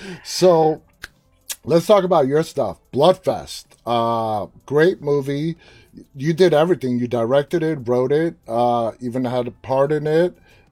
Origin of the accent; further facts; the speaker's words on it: New York City, New York, United States; I was born and raised in New York City